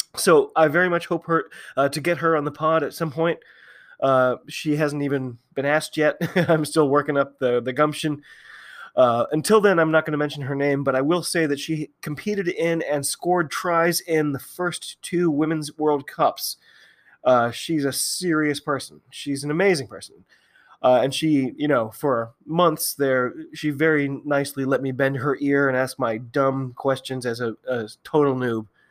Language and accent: English; United States; I'm an American